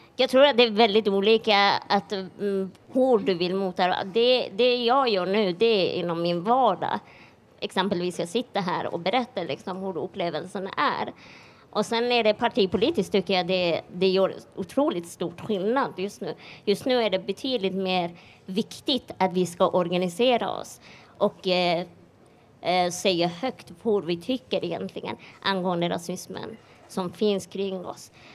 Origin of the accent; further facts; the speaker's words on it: Iran; now in Sweden; jag är iranier